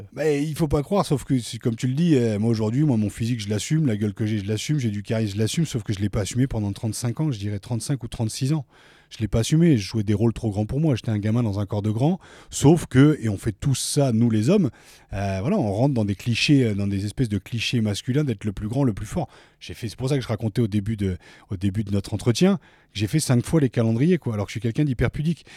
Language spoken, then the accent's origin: French; Picardy, Hauts-de-France, France; moved away as an adult; also born or lived in Paris; je suis originaire de Picardie